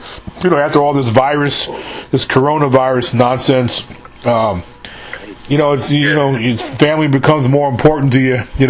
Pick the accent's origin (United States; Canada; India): United States; New York; moved away as an adult; now in Brandon, United States; I'm actually born and raised in New York, but I moved down here about 20 years ago.